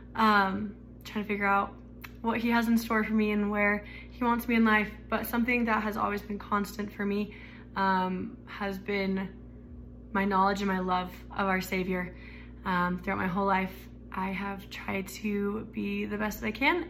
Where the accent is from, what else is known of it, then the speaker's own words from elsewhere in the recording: Arizona, United States; I was raised in Arizona.